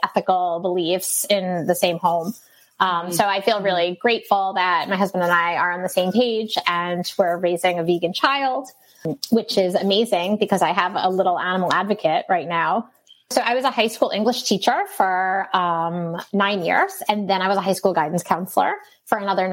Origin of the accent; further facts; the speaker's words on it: New York City, New York, United States; also born or lived in Rockaway Beach, Queens; I was born and raised in Brooklyn.